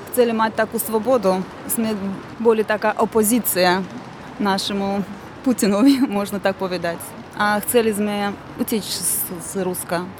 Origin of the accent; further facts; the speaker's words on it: Baku, Azerbaijan; Slovak is a second language; moved away as an adult; also born or lived in Russia; now in Slovakia; narodila sa som sa v Baku, žila som tam so svojou rodinou 20 rokov a potom sme e, stihli do Ruska a žili sme tam e, tiež rodinou ešte 25 rokov tak. A prišla som na Slovensko z Ruska. Dva a polovicu roku dozadu.